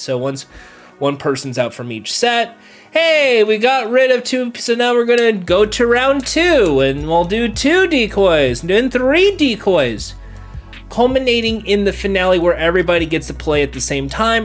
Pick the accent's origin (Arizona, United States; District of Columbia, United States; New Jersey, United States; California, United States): California, United States; I'm from California